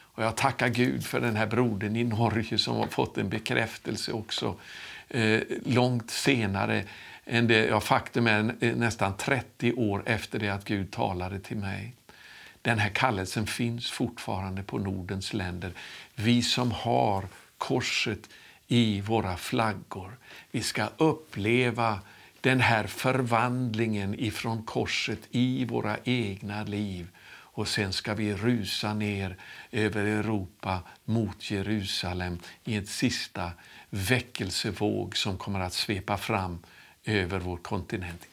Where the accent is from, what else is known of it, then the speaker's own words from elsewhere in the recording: Sweden; moved away; also born or lived in St. Louis, Missouri, United States; jag skulle återvända till Sverige